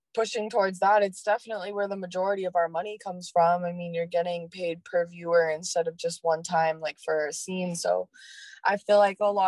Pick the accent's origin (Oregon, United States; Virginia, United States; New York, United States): Oregon, United States; I'm from Oregon